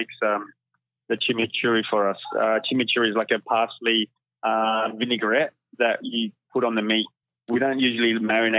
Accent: Argentina; also born or lived in Australia; now in Sydney, Australia; I grew up in Argentina. I was born in Australia, but my parents are both Argentinian

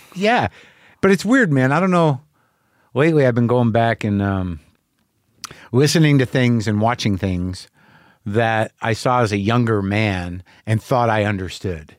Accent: New Mexico, United States; moved away; me as an American guy, as a guy who grew up in New Mexico

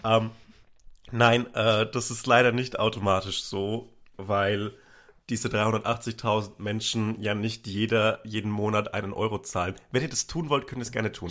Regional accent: Upper Franconia, near Bamberg, Bavaria, Germany; born or raised there

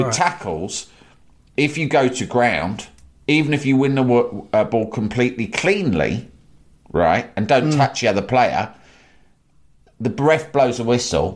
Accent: United Kingdom; Growing up in Thatcher's Britain

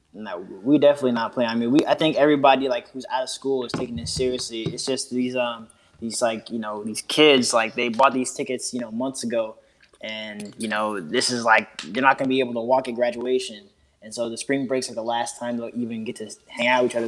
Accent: Oakland, California, United States; now in Washington, DC, United States; I'm in DC right now. I'm from the Bay Area originally

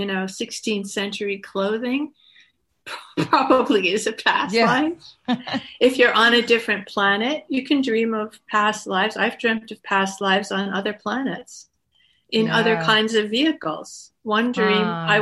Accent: Woodstock, New York, United States; I grew up in Woodstock

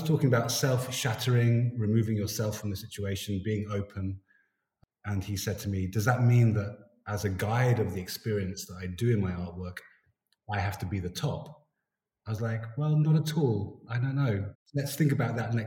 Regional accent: London, United Kingdom; moved away as an adult; now in Stockholm, Sweden; I grew up in South London, around a lot of Jamaicans in that part of London, Elephant Castle

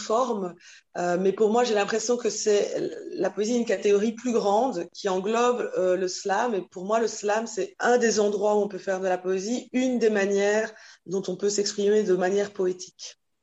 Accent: Belgium; je suis née en Belgique, c'est ma terre de, de vie

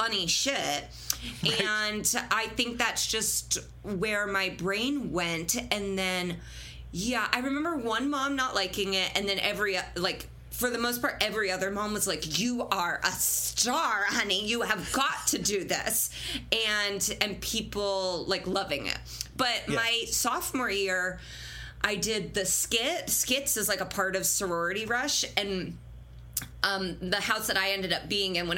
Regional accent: Fishers, Indiana, United States; I grew up on Geist Reservoir

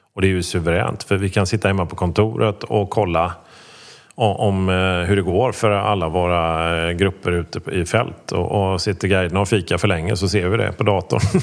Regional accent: Gothenburg, Västra Götaland, Sweden; jag dessutom då är från Göteborg.

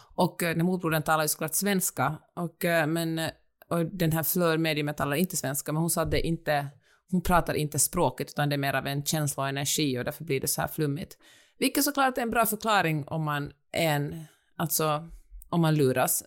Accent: Finland; moved away as an adult; also born or lived in Helsinki, Finland; now in Los Angeles, United States; jag är finsk

